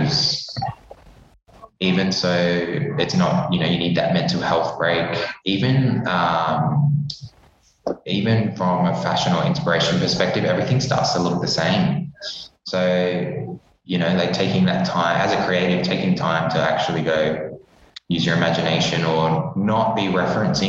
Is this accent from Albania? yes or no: no; Perth, Western Australia, Australia; moved away as an adult; also born or lived in Darwin / Sydney; now in Melbourne, Australia; I was going to go back home to Perth because I'm from Perth originally.